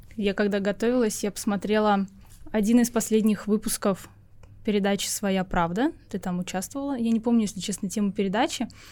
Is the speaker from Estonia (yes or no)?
yes; Estonia; я родилась в Эстонии, имею гражданство mm-hmm. по рождению, говорю по-эстонски так же хорошо, как и по-русски, да. выросла в этой стране